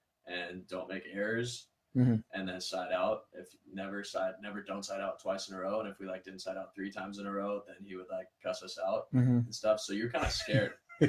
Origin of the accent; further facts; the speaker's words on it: San Clemente, California, United States; San Clemente.